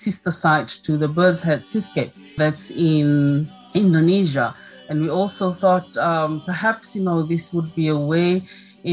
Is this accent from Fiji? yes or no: yes; Lau Islands, Fiji; I come from Fiji. I live in Fiji